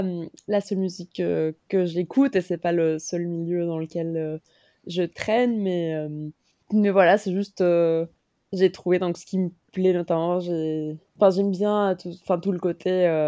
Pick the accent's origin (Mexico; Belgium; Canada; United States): Mexico; moved away as an adult; now in Paris, France; j'ai grandi au Mexique, je suis mexicaine